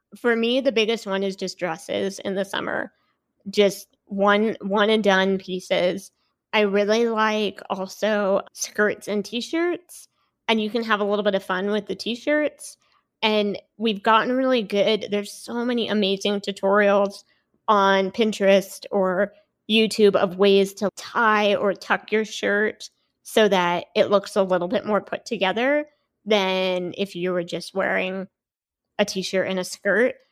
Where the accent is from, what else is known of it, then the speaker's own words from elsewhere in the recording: Seattle, Washington, United States; moved away as an adult; now in Salt Lake City, United States; I'm from the Seattle area, and I moved to Utah to go to B Y U